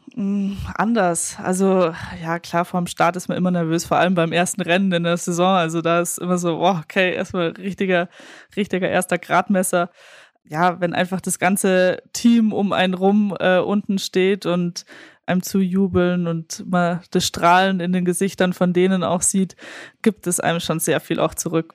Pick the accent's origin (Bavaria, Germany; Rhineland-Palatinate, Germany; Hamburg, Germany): Bavaria, Germany; 20 minutes from Munich; in München, äh, was ja auch fast meine Heimatstadt ist. Also ich bin 20 Minuten davon aufgewachsen